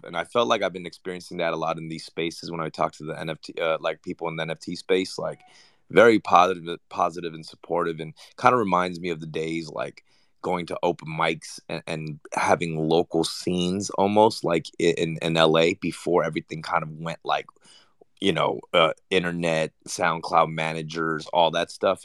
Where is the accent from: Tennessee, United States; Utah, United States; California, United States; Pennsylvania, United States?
California, United States; Los Angeles; also born or lived in Argentina; we resided in Korea town